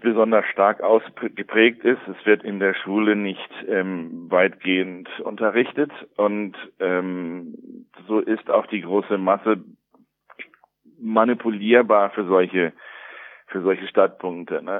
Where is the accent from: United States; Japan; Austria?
United States; also born or lived in Germany; now in Brazil; wie bei mir in den USA aufgewachsen ist